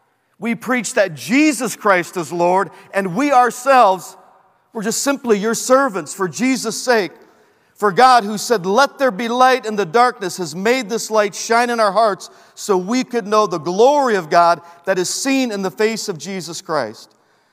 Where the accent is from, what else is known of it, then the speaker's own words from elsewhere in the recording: Peru; born there; I was born in Peru